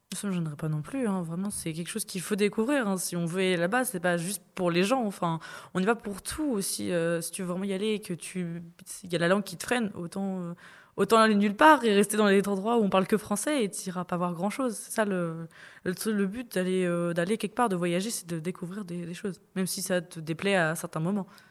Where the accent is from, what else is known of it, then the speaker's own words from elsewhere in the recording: Brittany, France; je suis bretonne, il y a des traditions bretonnes qu'on fait souvent